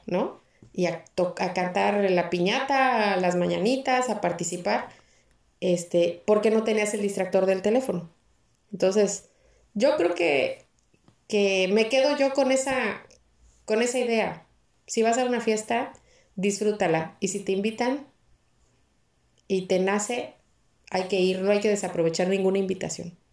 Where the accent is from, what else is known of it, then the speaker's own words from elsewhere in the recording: Mexico; somos los mexicanos